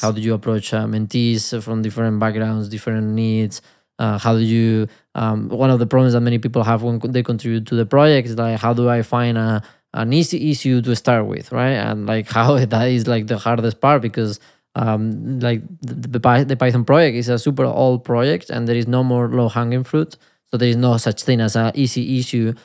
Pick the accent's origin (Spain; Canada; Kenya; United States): Spain; accent: Spanish; my Spanish accent